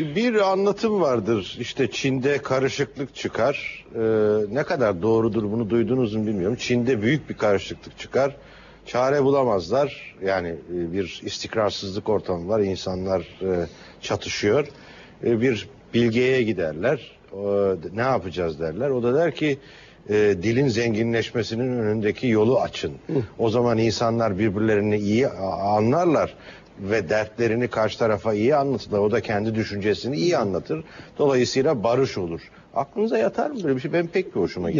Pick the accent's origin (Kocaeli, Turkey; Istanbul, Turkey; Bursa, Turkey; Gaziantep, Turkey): Gaziantep, Turkey; benim memleketimden Gaziantep'ten.